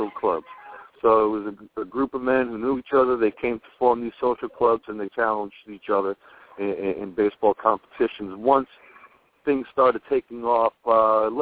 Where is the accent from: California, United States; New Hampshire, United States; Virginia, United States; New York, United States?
New York, United States; New York City; also born or lived in Manhattan, New York City / Argentina; I was born in Mount Sinai Hospital, and at the time, my parents lived within that neighborhood